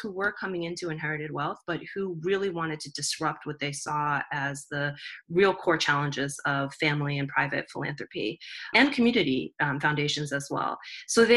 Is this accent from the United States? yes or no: yes; New Jersey, United States; moved away as an adult; also born or lived in Boston; born and raised in Jersey